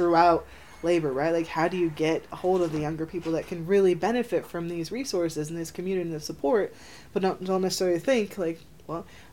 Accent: New Jersey, United States; I'm from Jersey, but I'm from a really rural area

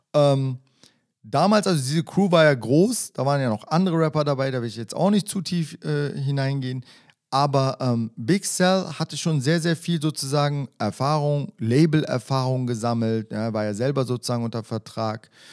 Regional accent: Berlin, Germany; ich bin in Berlin-Wedding groß geworden

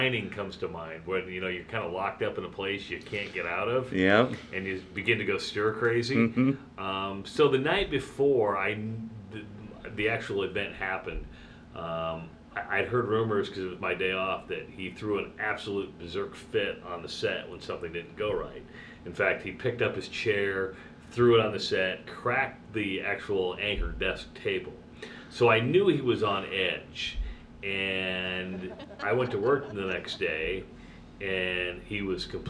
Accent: Iowa, United States; moved away as an adult; also born or lived in Wisconsin; I'm from Iowa, right? I grew up wrestling

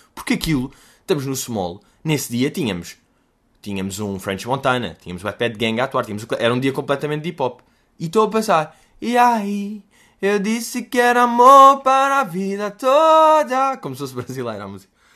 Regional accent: Portugal

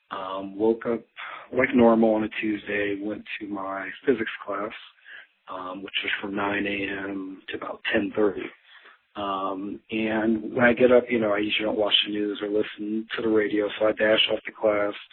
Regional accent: New Jersey, United States; moved away; from growing up in New Jersey

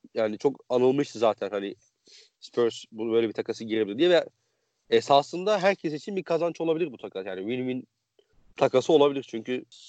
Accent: Konya, Turkey

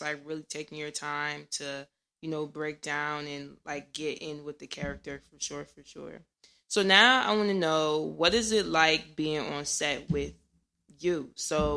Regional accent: Irvington, New Jersey, United States; I'm from Jersey, too

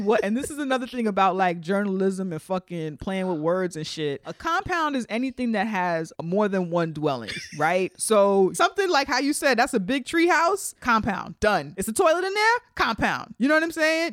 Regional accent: New York City, New York, United States; we're from New York

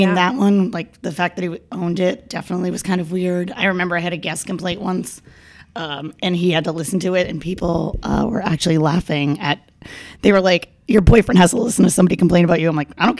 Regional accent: New Hampshire, United States; moved away as an adult; also born or lived in New York; now in Denver, United States; I lived in New York about 5 years. I grew up in New Hampshire originally, where Aaron is also from. Mm-hmm. and I moved to New York because of Aaron.

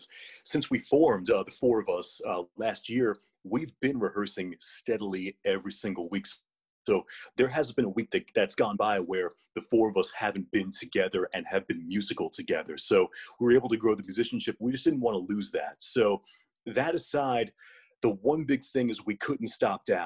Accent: Asbury Park, New Jersey, United States; I am from Asbury Park, New Jersey, and I'm 30

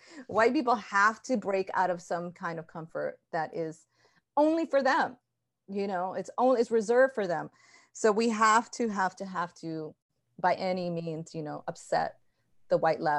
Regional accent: Ecuador; I grew up partly in Ecuador, seeing how treacherous machismo is there.

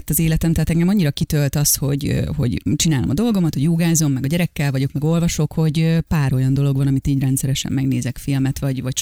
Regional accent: Olaszliszka, Borsod-Abaúj-Zemplén, Hungary; én ugye vidéki kislány vagyok, olasz liszkáról származunk, és az én nagyszüleimnek voltak házi állataik

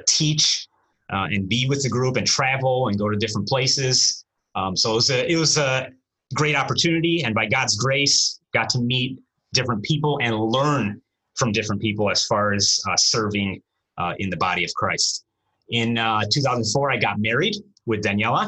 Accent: United States; first language Romanian; English is a second language; I was born here in the States. My parents came here. My dad came here in 79 and then my mother shortly after. We grew up here. Our language initially was Romanian.

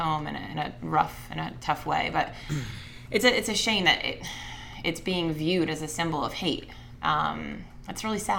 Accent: United States; I'm unapologetically American. I was a vet. I am a vet.

